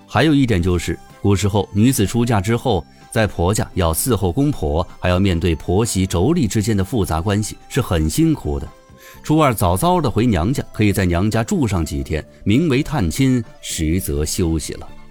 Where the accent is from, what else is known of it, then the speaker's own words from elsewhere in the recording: China; 我们中国人心中的家国情怀比任何人都强烈